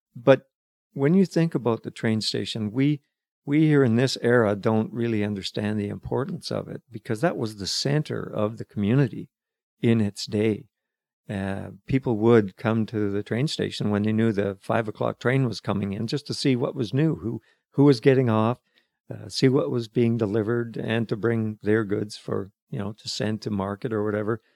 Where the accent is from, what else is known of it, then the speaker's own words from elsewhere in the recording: Calgary, Alberta, Canada; moved away as an adult; also born or lived in Fraser Valley, British Columbia; now in Pender Island, Canada; Born and, born and raised in Calgary, but moved away in nineteen seventy-four.